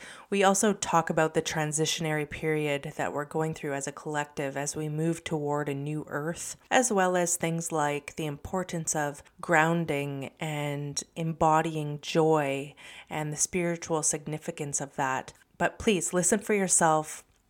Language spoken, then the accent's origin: English; Canada; my home country of Canada